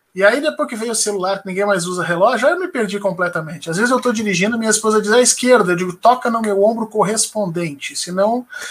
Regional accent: Porto Alegre, Rio Grande do Sul, Brazil; moved away as an adult; now in Brasília, Brazil; Eu sou de Porto Alegre, do Rio Grande do Sul

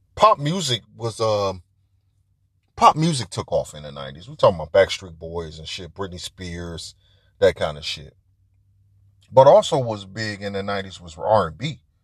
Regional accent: Detroit, Michigan, United States; I'm from Detroit

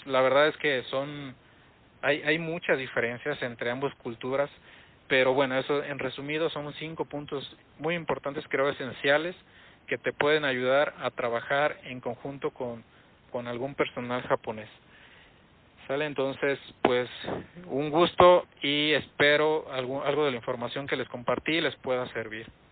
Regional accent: Mexico; para nosotros entendemos cómo somos como mexicanos, cómo, cómo es la gente aquí

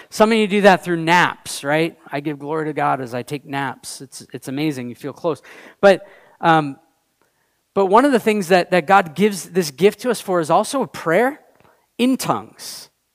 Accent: United States; also born or lived in Canada; we were both born in the U.S.

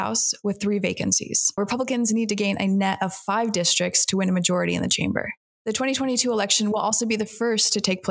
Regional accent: Arizona, United States; moved away; Arizona used to be my home state

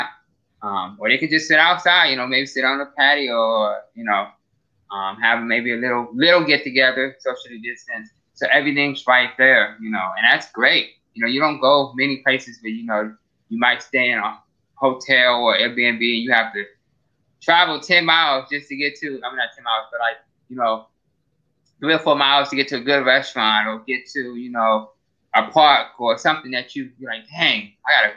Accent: Akron, Ohio, United States; I'm from the North Akron, North Hill area.

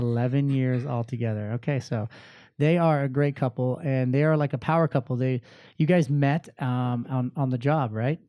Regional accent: Inland Empire, California, United States; now in Orange County, United States; I grew up in the I E myself

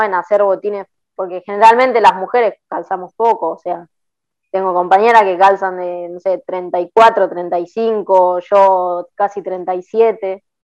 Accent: La Plata, Buenos Aires Province, Argentina; nací en La Plata

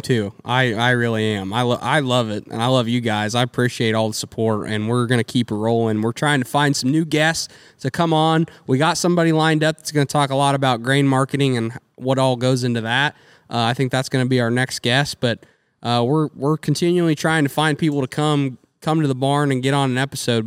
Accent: United States; we're American people

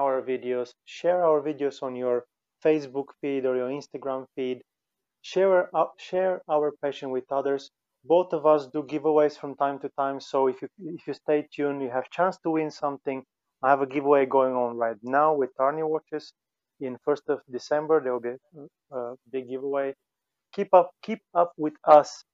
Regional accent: Finland; we're both from Finland

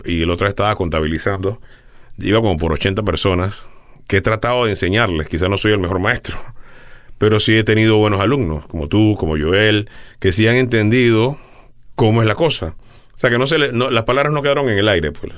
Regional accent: Panama; allá en mi tierra

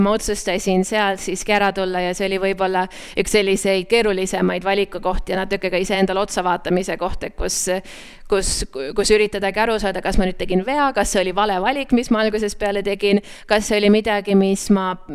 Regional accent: Hiiumaa, Hiiu County, Estonia; moved away as an adult; ma kasvasin üles Hiiumaal

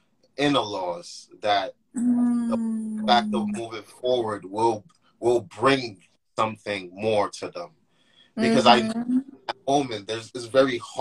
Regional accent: Nigeria; accent: Nigerian; I'm Nigerian

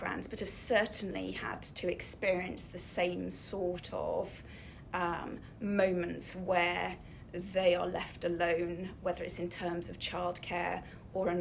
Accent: Snowdonia, Wales, United Kingdom; I was brought up in Snowdonia

